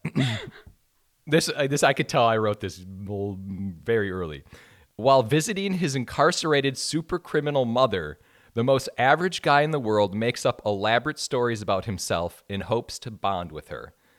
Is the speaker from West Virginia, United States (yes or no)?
no; Wisconsin, United States; moved away; I'm from a super small town in yeah. suburban Wisconsin.